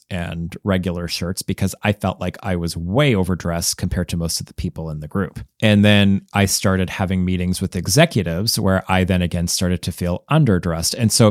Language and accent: English; Canada; Like, nope, I'm from Canada. I stopped saying A at the end of a lot of the sentences where it made sense in Canada because I got made fun of every time I did.